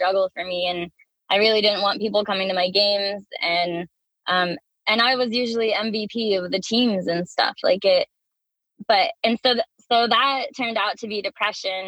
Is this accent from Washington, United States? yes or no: yes; Washington, United States; now in California, United States; I grew up in Washington State.